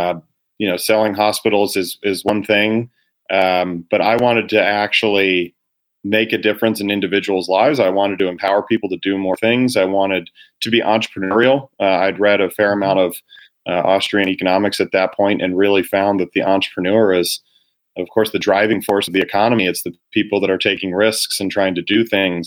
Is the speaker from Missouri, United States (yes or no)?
no; Cincinnati, Ohio, United States; moved away as an adult; now in Chicago, United States; Was born and raised in Cincinnati